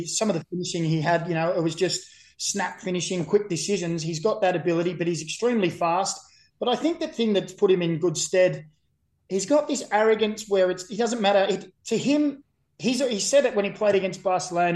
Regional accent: Australia; also born or lived in Burnley, England; I've been here for about 45 years and six months of my 45 years and seven months life. So I'd like to say I'm an Australian Nova Cash

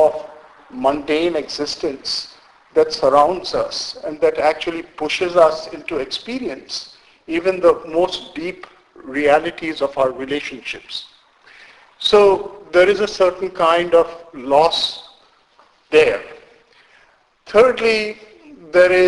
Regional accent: India; moved away; I was born in India. I'm Indian by birth and grew up in India and have very strong connections, roots with India.

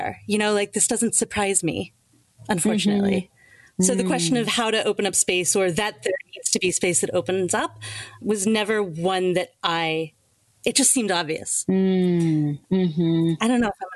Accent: Atlanta, Georgia, United States; I grew up in Atlanta, Georgia. So I grew up in the American South.

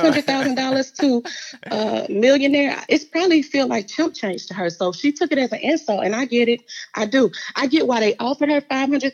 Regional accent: Augusta, Georgia, United States; I'm from Augusta, Georgia

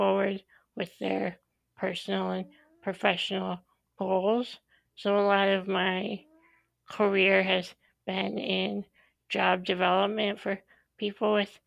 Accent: Illinois, United States; moved away as an adult; now in Madison, United States; I grew up in Illinois, and I moved to the Madison area of Wisconsin a little over 10 years ago for grad school

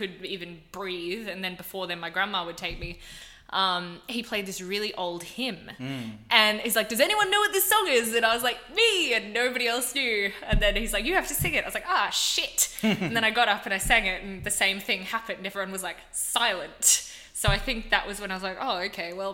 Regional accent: Gold Coast, Queensland, Australia; moved away; the main school that I went to for most of my like primary school and high school years was Marymount College on the Gold Coast

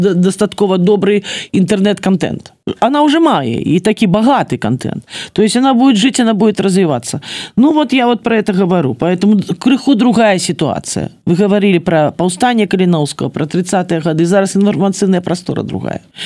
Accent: Grodno, Grodno Region, Belarus; also born or lived in Białystok, Poland; я беларуска я працую на беларусі

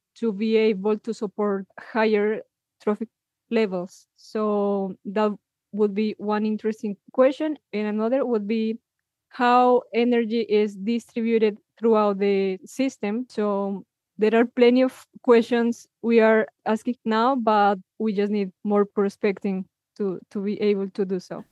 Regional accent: Villa de Leyva, Boyacá, Colombia; my hometown, Villa Leiva

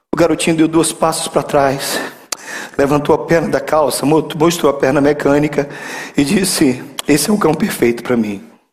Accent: Belém, Pará, Brazil; Eu sou de Belém

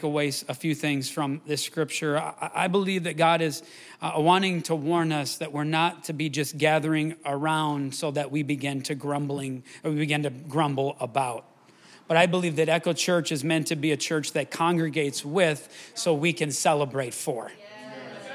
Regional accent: Wisconsin River, United States; now in Rochester, United States; I grew up swimming in the Wisconsin River

